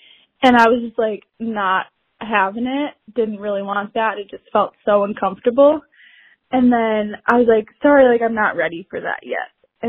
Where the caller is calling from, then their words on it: Chicago, Illinois, United States; I'm from Chicago.